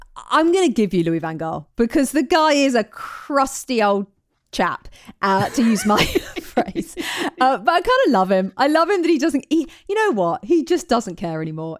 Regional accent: England, United Kingdom; as an English woman

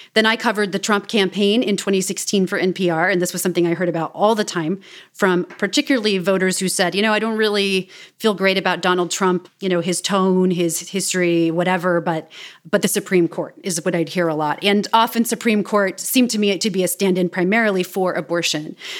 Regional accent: Kansas City, Missouri, United States; moved away; I grew up in Kansas City, Missouri

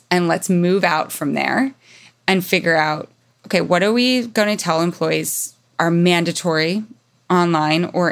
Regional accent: Mountain West, United States; growing up in the Mountain West

